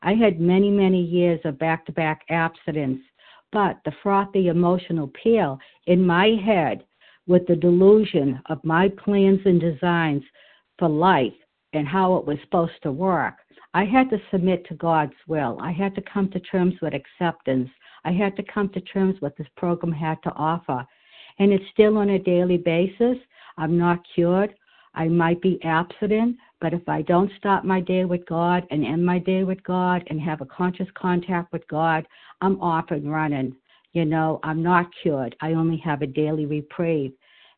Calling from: New Hampshire, United States; I'm calling from New Hampshire.

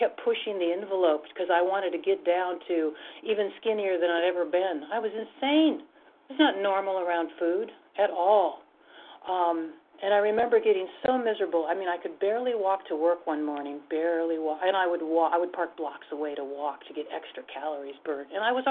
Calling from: Washington, United States; I'm sorry, I'm from the state of Washington.

